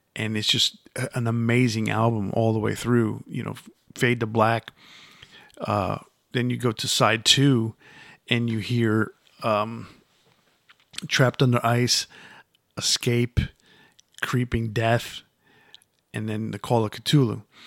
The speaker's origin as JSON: {"language": "English", "town": "Yonkers", "region": "New York", "country": "United States", "tie": "born or raised there", "said": "Yonkers, where I grew up"}